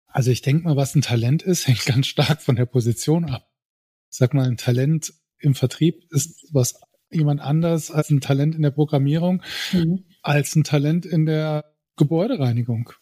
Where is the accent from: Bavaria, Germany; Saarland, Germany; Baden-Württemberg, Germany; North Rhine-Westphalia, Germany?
Saarland, Germany; Saarbrücken; Saarländer, Saarbrücker, 280.000